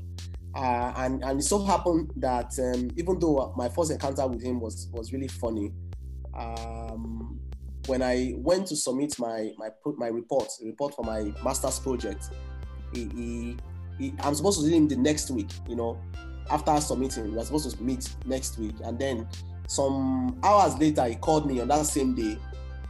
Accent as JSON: {"language": "English", "country": "Nigeria", "said": "as a Nigerian who is based here in Nigeria"}